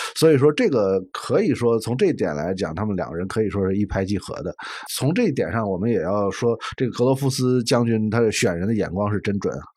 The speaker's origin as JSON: {"language": "Chinese", "country": "China", "said": "我们中国人"}